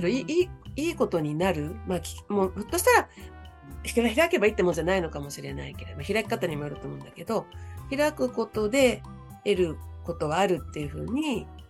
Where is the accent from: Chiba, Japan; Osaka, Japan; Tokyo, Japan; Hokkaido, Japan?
Tokyo, Japan; Nerima; also born or lived in Tokushima / Koto, Tokyo / Nakano, Tokyo; 練馬区で生まれて、うん、練馬区で育って